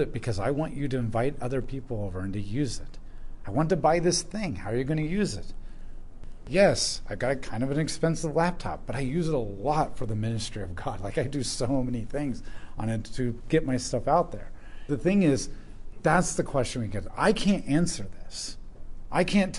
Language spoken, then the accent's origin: English; United States; as an American